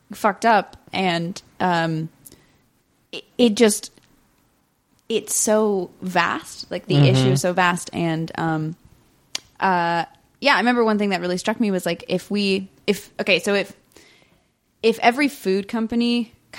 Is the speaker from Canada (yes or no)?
no; England, United Kingdom; moved away; we grew up in England